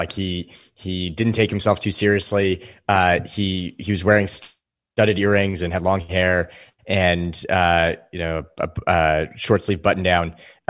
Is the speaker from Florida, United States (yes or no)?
no; Los Angeles, California, United States; I grew up in Los Angeles, California.